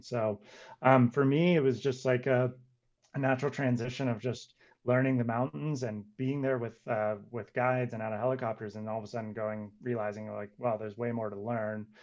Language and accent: English; Santa Cruz, California, United States; also born or lived in Squaw Valley, California; I'm originally from Santa Cruz, California